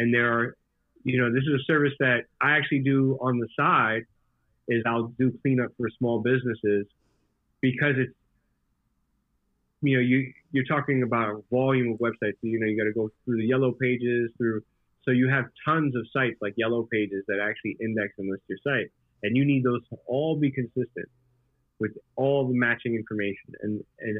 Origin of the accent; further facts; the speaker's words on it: New York, United States; also born or lived in Puerto Rico; I grew up part of my childhood in Puerto Rico, right? And I came from Puerto Rico back to New York to public school in Brooklyn